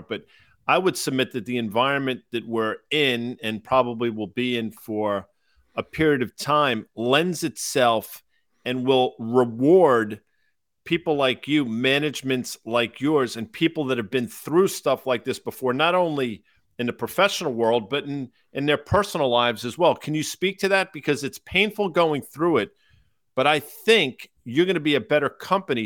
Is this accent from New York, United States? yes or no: yes; Croton-on-Hudson, New York, United States; I grew up in Croton on the Hudson in the shadow of West Point